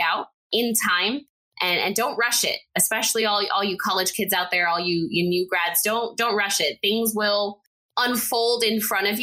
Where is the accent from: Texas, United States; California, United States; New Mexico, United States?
Texas, United States; El Paso; moved away as an adult; also born or lived in Lubbock, Texas; my hometown of El Paso, Texas